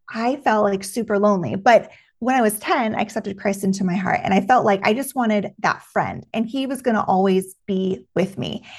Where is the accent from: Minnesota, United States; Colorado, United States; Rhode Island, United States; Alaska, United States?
Alaska, United States; Juneau; moved away as an adult; now in Texas, United States; I was born and raised in June, Alaska